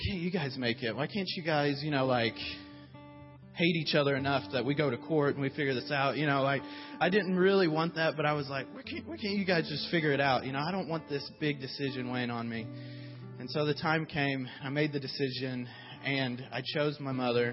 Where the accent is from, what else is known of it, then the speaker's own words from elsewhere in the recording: Muskogee, Oklahoma, United States; moved away as an adult; I'm from Muskogee, Oklahoma.